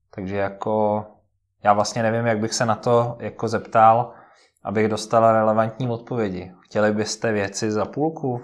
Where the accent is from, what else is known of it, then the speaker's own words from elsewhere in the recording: Moravia, Czechia; moved away as an adult; also born or lived in United Kingdom; now in Czech Republic; já jsem vlastně jako z Moravy původem